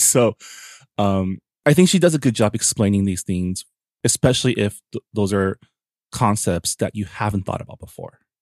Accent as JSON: {"language": "English", "area": "San Gabriel Valley", "region": "California", "country": "United States", "tie": "born or raised there", "said": "I grew up in the San Gabriel Valley"}